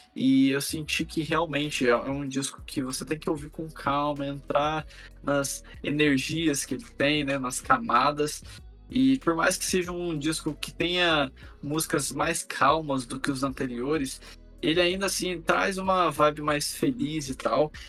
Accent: Brazil; nós, como brasileiros

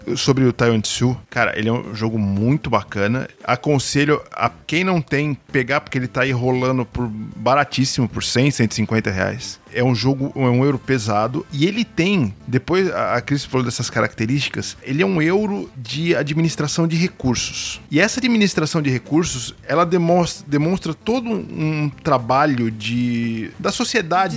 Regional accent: Santo André, São Paulo, Brazil; ABC, Minha Terra

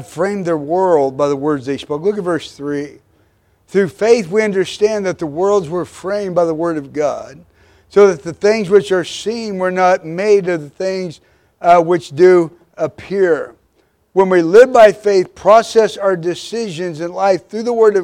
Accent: Midwest, United States; We were raised in the Midwest

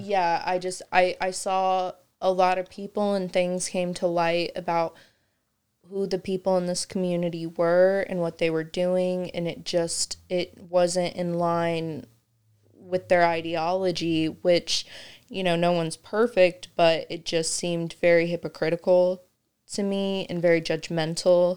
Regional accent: Kokomo, Indiana, United States; I grew up in Kokomo

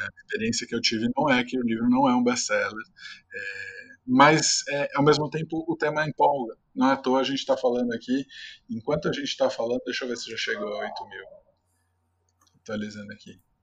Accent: São Caetano do Sul, São Paulo, Brazil; sou de São Caetano, cresci no ABC

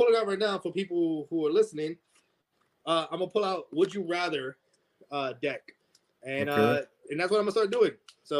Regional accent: South Carolina, United States; No, man. I grew up in South Carolina when I was a kid. So the story with my grandfather, it's in South Carolina. He had a ranch.

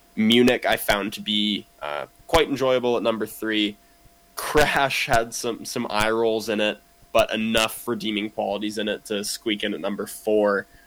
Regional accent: Kamloops, British Columbia, Canada; I grew up in Kamloops

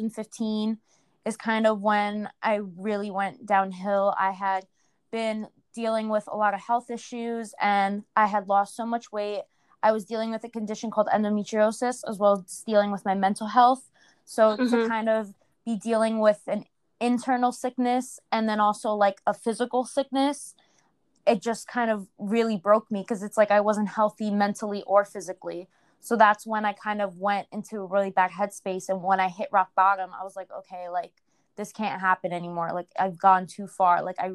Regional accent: New York, United States; So I'm from New York, and I started my Instagram in 2016.

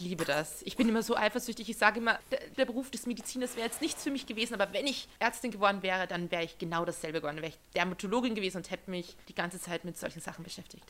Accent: Austria; Wir sind beide Österreicher

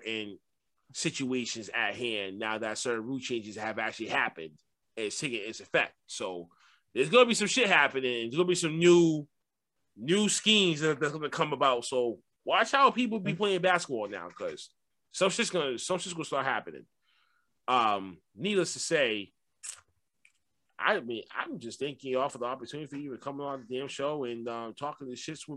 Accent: Boston, Massachusetts, United States; I'm from Boston

